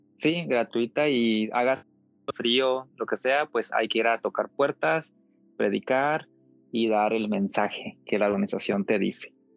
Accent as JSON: {"language": "Spanish", "region": "Coahuila", "country": "Mexico", "said": "De donde yo soy, de Coahuila, hace un calor intenso en tiempo de calor"}